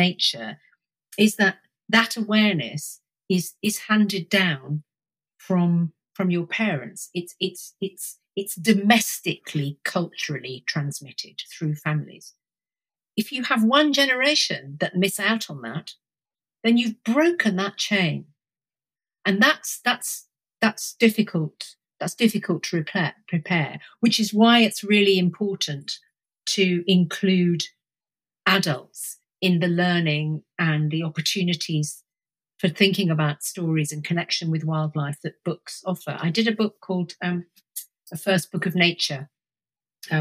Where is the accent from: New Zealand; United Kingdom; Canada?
United Kingdom; Suffolk, East of England; also born or lived in Cambridge; I was brought up in Suffolk